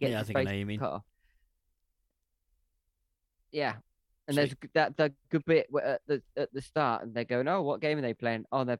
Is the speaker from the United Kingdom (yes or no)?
yes; England, United Kingdom; I'm English